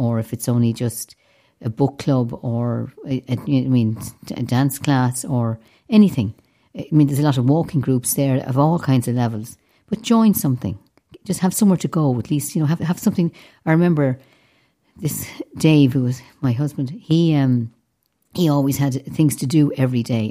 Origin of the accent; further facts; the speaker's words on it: Dublin, Leinster, Ireland; I grew up in a city, and yet I was much happier down the west